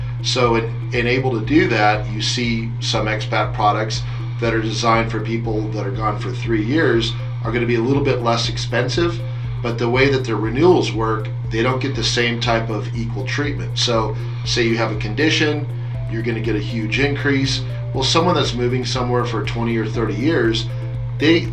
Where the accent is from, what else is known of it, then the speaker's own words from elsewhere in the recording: United States; being an American, growing up on the Mexican border